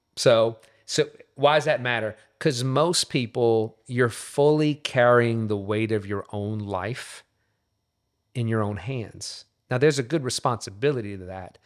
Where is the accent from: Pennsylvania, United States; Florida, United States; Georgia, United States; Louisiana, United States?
Louisiana, United States; Covington; also born or lived in Metairie, Louisiana; now in Katy, United States; So from Metairie, Louisiana. Uh, so born and raised in the New Orleans region, uh, was raised in Covington, Louisiana